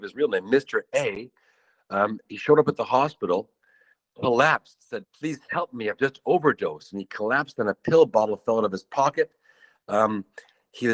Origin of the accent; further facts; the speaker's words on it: Canada; moved away; I'm from Canada